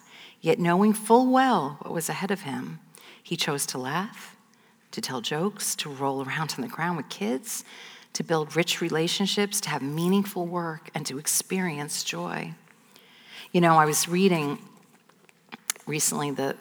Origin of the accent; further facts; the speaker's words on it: United States; I grew up 20 minutes outside of Manhattan